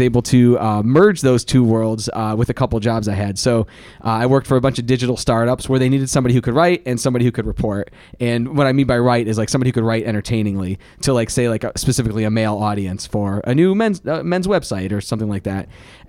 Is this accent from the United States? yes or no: yes; Mayfield Heights, Ohio, United States; moved away as an adult; also born or lived in Los Angeles; I grew up in Mayfield Heights. I went to Mayfield High School.